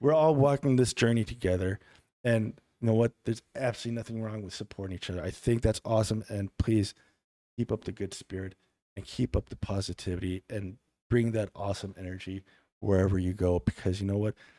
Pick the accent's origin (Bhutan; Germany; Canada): Germany; moved away; also born or lived in Milwaukee, Wisconsin / Kenosha, Wisconsin; I was raised in Germany